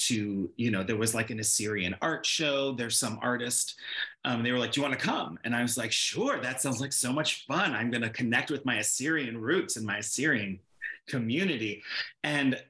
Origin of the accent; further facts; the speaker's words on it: Chicago, Illinois, United States; now in Los Angeles, United States; growing up in Chicago, I grew up in like white suburbs